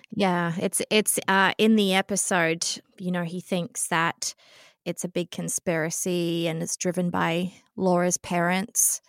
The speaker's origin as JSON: {"language": "English", "country": "New Zealand", "tie": "born or raised there", "also_born_or_lived": "Australia", "moved": "yes", "said": "I grew up in New Zealand"}